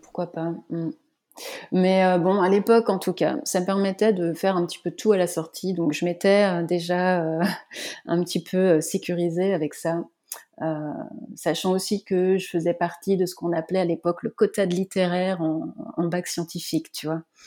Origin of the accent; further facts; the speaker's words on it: Vendée, Pays de la Loire, France; also born or lived in north of France; now in Nantes, France; Je suis vendéenne